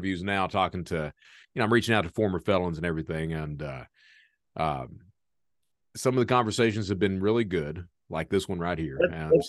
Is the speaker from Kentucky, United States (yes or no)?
yes; Kentucky, United States; moved away; I'm from Kentucky originally